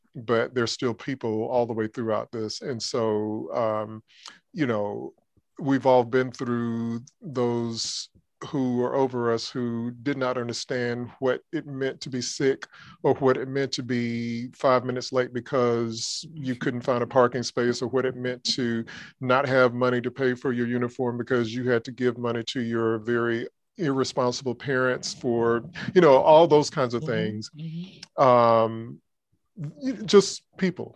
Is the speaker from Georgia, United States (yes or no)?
yes; Georgia, United States; moved away as an adult; now in Alabama, United States; I grew up in Georgia